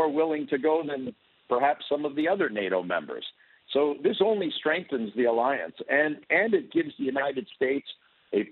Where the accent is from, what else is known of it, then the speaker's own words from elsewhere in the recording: Toronto, Ontario, Canada; I was born in Canada. I grew up in Toronto